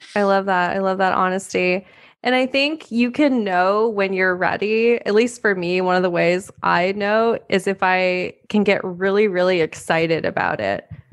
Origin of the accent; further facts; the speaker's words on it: Montana, United States; I grew up in Montana